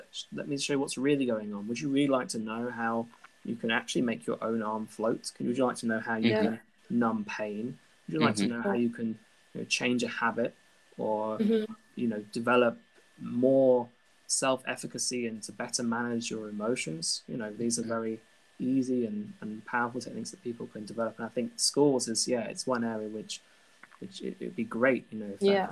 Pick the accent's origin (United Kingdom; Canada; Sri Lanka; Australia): United Kingdom; accent: British; moved away as an adult; now in Brussels, Belgium; As you can tell from my very British accent, I am originally from the UK.